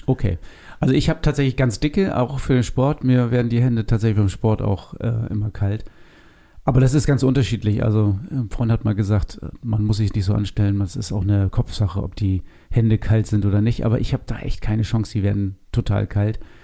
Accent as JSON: {"language": "German", "region": "Northern Germany", "country": "Germany", "said": "bei uns in Norddeutschland. Das ist ja gar keine Frage, weil von hier kommen wir"}